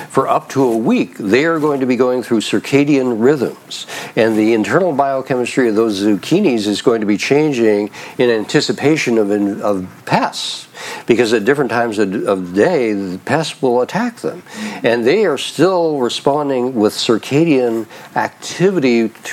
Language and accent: English; Idaho, United States; moved away; I grew up in Idaho